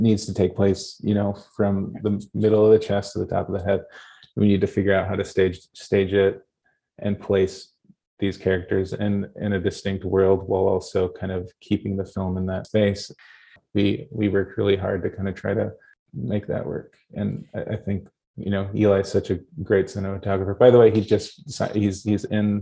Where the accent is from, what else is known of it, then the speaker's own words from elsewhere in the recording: Wisconsin and Minnesota, Midwest, United States; I'm from Wisconsin and Minnesota